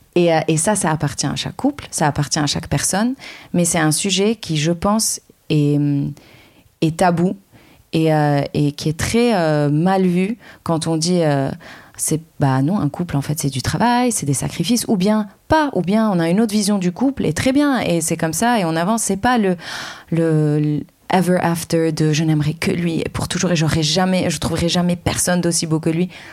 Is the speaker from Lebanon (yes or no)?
yes; Lebanon; now in France; je suis libanaise